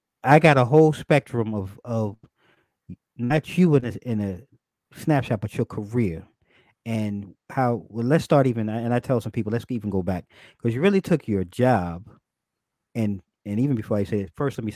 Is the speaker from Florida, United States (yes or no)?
no; New York, United States; so I came from New York.